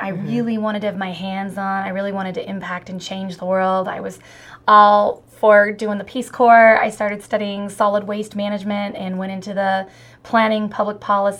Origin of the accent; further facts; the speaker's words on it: Newport, Oregon, United States; Newport, Oregon. Born and raised Oregonian.